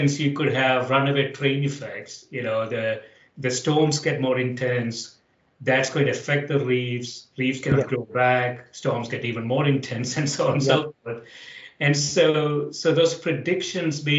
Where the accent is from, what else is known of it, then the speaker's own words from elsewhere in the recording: South India, India; I grew up in South India